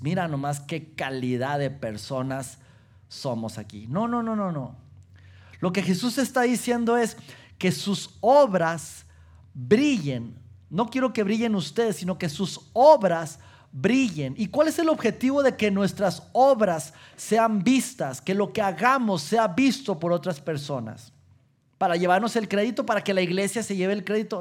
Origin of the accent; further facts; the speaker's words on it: Mexico; como latinos, como mexicanos